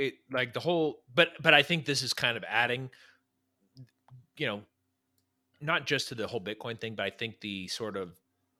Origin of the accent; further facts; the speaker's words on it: California, United States; my home state, which I love, is a nightmare to be